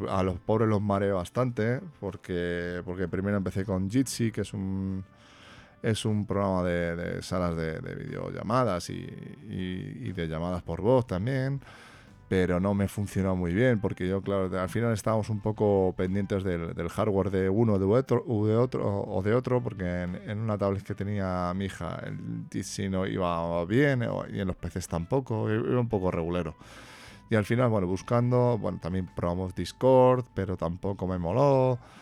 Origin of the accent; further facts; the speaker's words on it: Spain; aquí en España, bueno, que vivo aquí en mi país